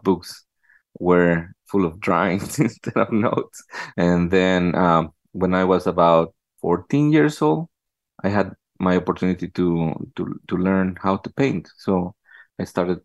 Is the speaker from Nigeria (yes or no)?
no; Ciudad Sahagún, Hidalgo, Mexico; moved away as an adult; now in Detroit, United States; I was born in Ciudad Sahagún in the state of Hidalgo.